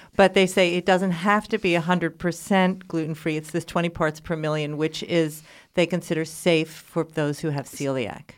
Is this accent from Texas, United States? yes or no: no; New York City, New York, United States; moved away; I was just back in, in New York City, my hometown